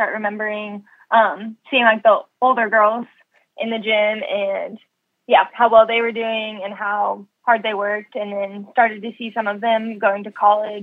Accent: Ames, Iowa, United States; moved away as an adult; also born or lived in Nebraska; I loved growing up in Ames

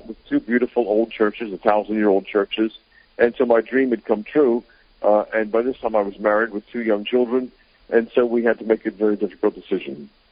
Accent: United States; moved away as an adult; also born or lived in Greenville, South Carolina / England; I was brought up in America

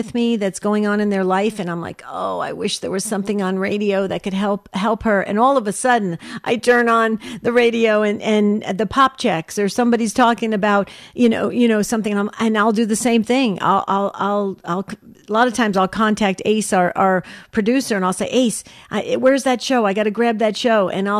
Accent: New Jersey, United States; I was born and raised in New Jersey

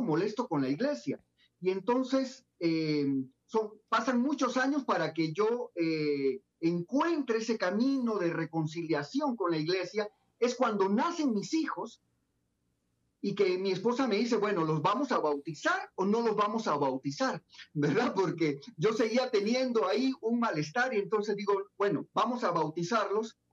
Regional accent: Pocrí, Los Santos, Panama; moved away as an adult; now in Guatemala; Yo soy panameño, nací en un pueblito en Panamá llamado Pocri, muy cerca de la playa. Eh, ahí viví hasta los 18 años

